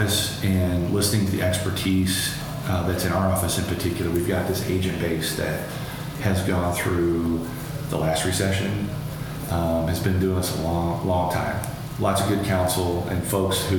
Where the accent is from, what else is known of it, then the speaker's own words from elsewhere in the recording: Urbandale, Iowa, United States; also born or lived in Des Moines, Iowa / Adel, Iowa; I grew up in Urbandale, lived near Drake University for a long time